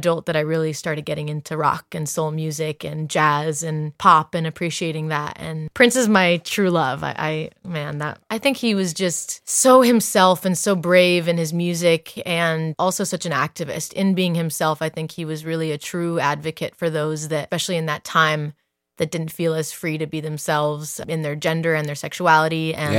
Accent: Dublin, Leinster, Ireland; also born or lived in Italy; I grew up mostly in Ireland. I lived in the countryside. Riverside, went to school in Dublin, and was raised there, and then grew up partly in Italy. I am Italian.

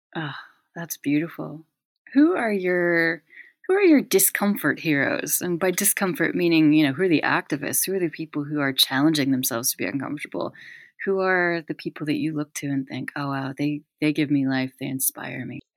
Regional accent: United States; moved away as an adult; also born or lived in United Kingdom; I've always been the American in Britain for years

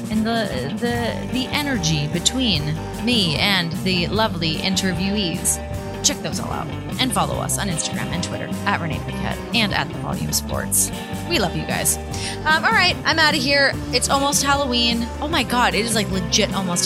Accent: Canada; moved away; I'm from Canada

